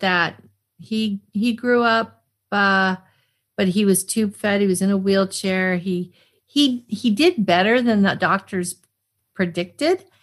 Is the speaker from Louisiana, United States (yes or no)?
no; Arlington, Massachusetts, United States; also born or lived in Cheyenne, Wyoming, United States; I grew up near Boston